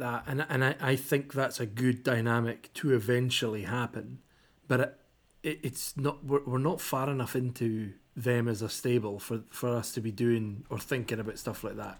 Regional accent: Kirkcaldy, Scotland, United Kingdom; It's a little place in Fife called Kirkcaldy." And I was like, "Yeah, that's where I'm from."

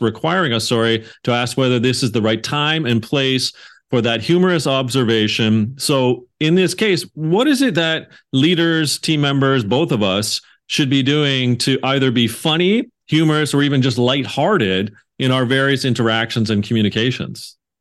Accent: Canada; I'm Canadian

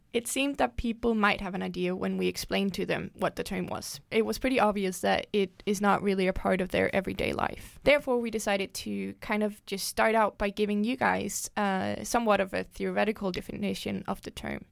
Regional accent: Denmark; I am twenty-four years old and I am from Denmark

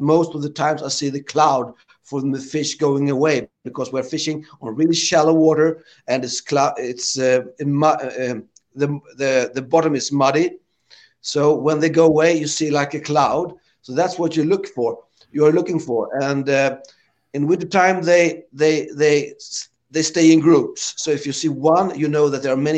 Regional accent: Sweden

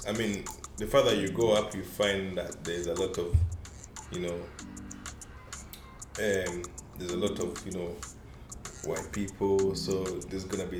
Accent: Scotland, United Kingdom; moved away as an adult; also born or lived in Kampala, Uganda / Leeds; now in London, United Kingdom; I was born in Kampala, Uganda. Yeah, grew up there, lived there for about 8 years, and then moved to the UK, moved to Scotland

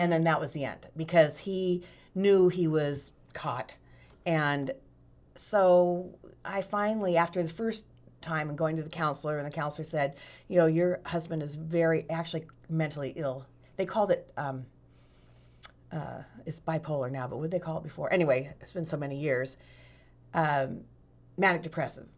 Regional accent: Sacramento, California, United States; moved away as an adult; now in Medford, United States; Born and raised, went to El Camino High School

